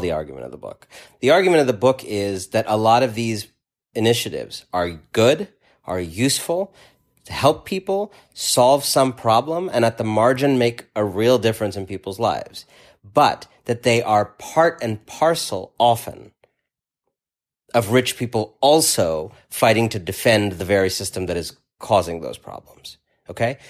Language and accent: English; New York, United States; as a New Yorker